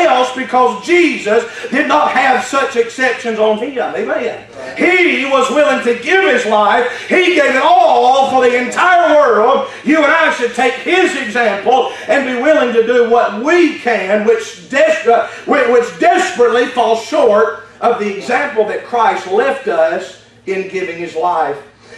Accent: United States; allowing me to be born in this nation

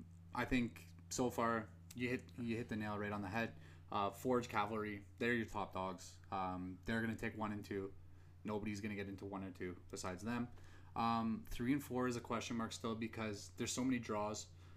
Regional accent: Edmonton, Alberta, Canada; we are from Edmonton.

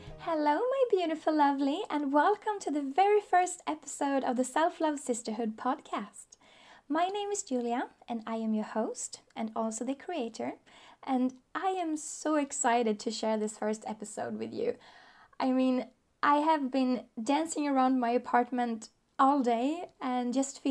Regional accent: Sweden; I am from Sweden. I still live there.

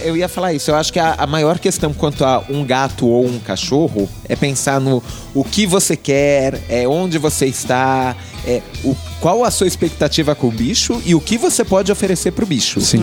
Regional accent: Brazil; eu sou brasileiro

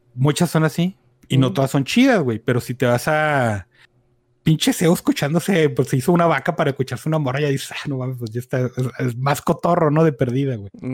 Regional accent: Mexico; aquí en México, o sea, tenemos la cosa chida de ser una pincha amalgama de mierdas

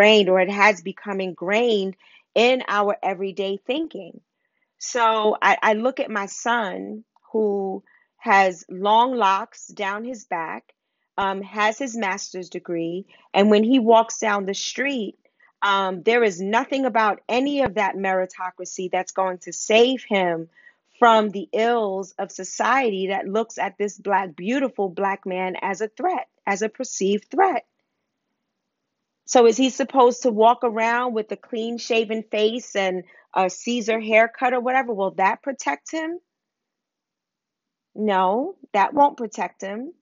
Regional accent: New York City, New York, United States; I grew up in Harlem

